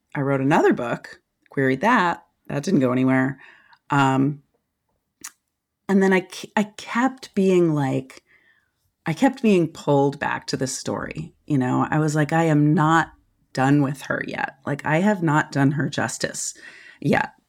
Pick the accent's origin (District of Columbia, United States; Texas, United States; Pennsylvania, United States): District of Columbia, United States; Washington; moved away as an adult; also born or lived in Santa Cruz, California / Nelson County, Virginia; I was born and raised in Washington, D C, like in the city, in the eighties